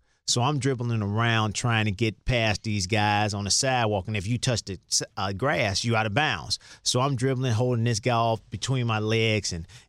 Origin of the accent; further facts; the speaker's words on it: Chicago, Illinois, United States; growing up in Chicago